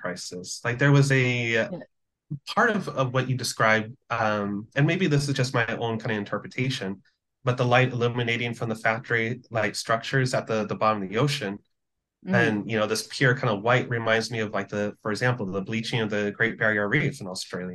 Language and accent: English; Philippines; my hometown, the Philippines